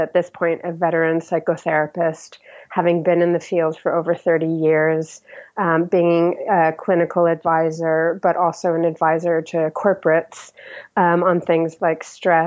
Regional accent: United States; moved away as an adult; now in United Kingdom; as an American living here long-term in the UK

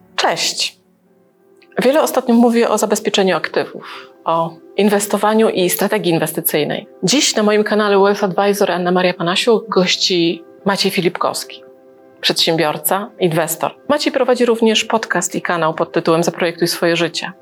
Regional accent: Gdańsk, Pomeranian Voivodeship, Poland; also born or lived in Libya; też jestem z Gdańska

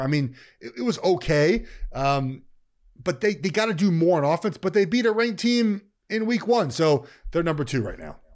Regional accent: Charlotte, North Carolina, United States; moved away; Charlotte, my hometown

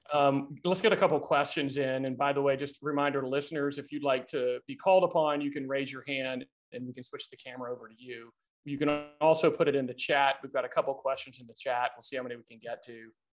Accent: Tennessee, United States; my home state of Tennessee

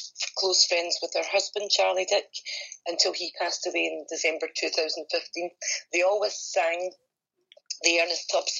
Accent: Scotland, United Kingdom; I was born in Scotland, yes. I've always lived here.

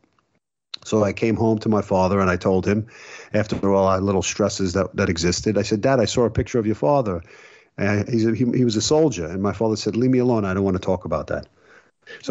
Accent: New York City, New York, United States; I grew up in Brooklyn

